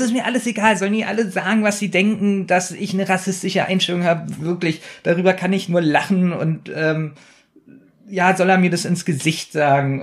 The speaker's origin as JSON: {"language": "German", "region": "Berlin", "country": "Germany", "said": "wir sind ja nun Berliner"}